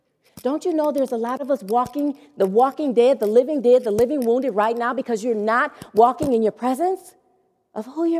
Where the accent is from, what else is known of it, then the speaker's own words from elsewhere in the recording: Detroit, Michigan, United States; also born or lived in Southfield, Michigan; I was going back to Detroit to live with my father